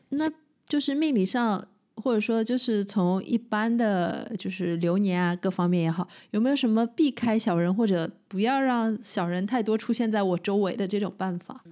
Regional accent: Shanghai, China; accent: Shanghainese; 我们上海话说翘脚

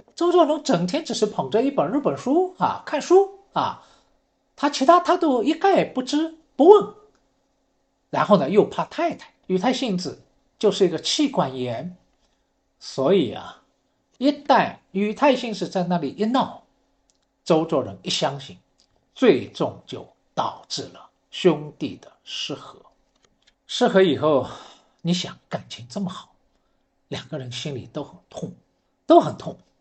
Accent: Shanghai, China; 我是上海人

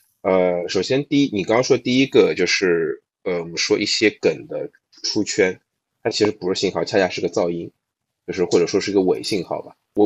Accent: Shanghai, China; 对，上海人是有很明确的社区化的一种黑化体系的，你知道吗？对，就我们上海人看

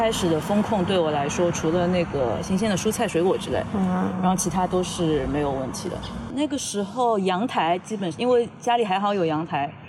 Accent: Shanghai, China; 所以我很爱我的城市的，其实，然后也很自豪我是呃出生在上海，然后长大在上海，就是很爱这个城市嘛。

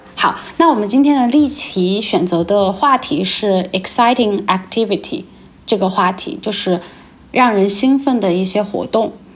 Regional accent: Chengdu, Sichuan, China; 因为我是成都人嘛

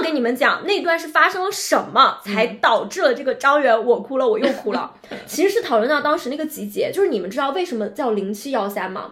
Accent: Shenzhen, Guangdong, China; 因为我们是在深圳长大的嘛，

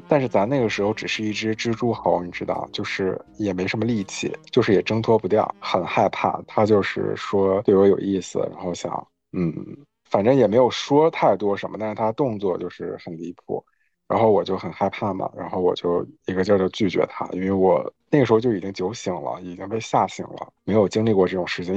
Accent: Northeast China, China; now in Melbourne, Australia; 我是在东北出生的

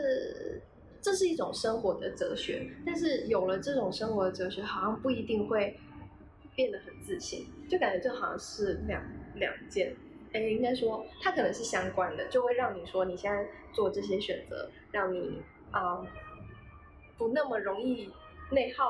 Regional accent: Taiwan; 我们台湾人

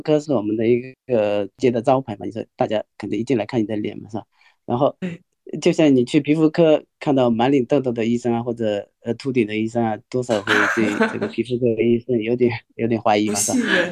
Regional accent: Wenzhou, Zhejiang, China; 来自温州的，浙江温州温州哦

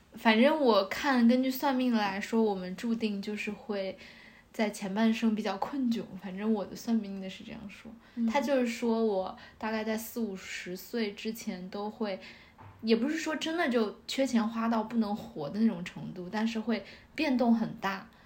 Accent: northern China, China; now in Shanghai, China; 我觉得这个对于北方人来说也很重要，就是 嗯 我觉得我很难去广东那一带生活，

